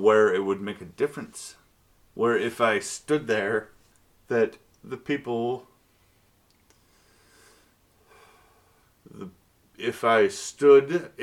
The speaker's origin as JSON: {"language": "English", "town": "Bellevue", "region": "Washington", "country": "United States", "tie": "born or raised there", "said": "I grew up in Bellevue"}